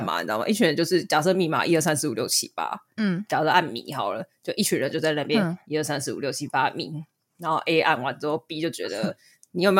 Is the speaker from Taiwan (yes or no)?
yes; Taiwan; 还有像我们台湾人